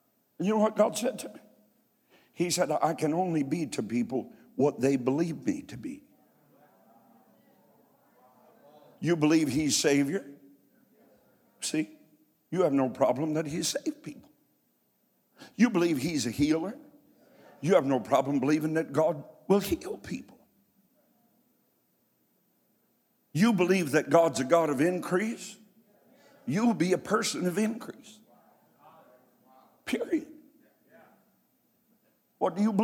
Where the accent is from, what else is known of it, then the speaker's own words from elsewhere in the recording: Martin County, Kentucky, United States; moved away; also born or lived in Columbus, Ohio; I'm from Martin County, Kentucky. Where nobody ever had anything.